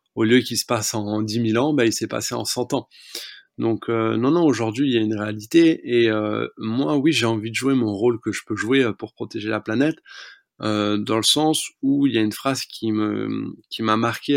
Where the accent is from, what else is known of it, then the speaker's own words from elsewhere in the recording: France; J'ai grandi dans les Pyrénées